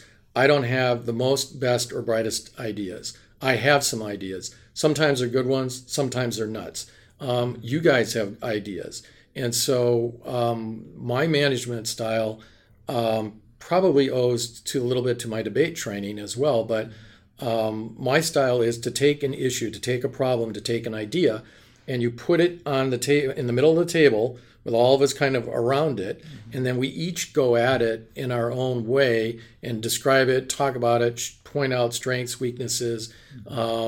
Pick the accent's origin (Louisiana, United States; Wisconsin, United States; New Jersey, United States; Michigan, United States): Wisconsin, United States; I'm from Wisconsin